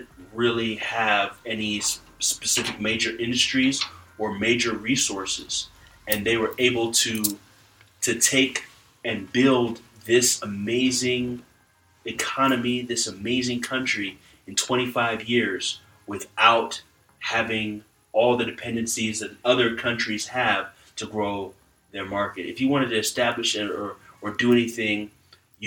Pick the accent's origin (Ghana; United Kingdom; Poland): Ghana; I'm from Ghana